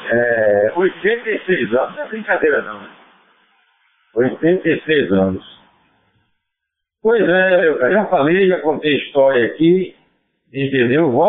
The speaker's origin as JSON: {"language": "Portuguese", "region": "Bahia", "country": "Brazil", "said": "hoje como baiano eu entrei"}